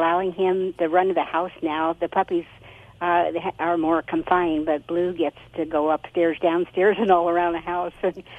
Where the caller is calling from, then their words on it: Arroyo Grande, California, United States; Arroyo Grande, Central Coast, California.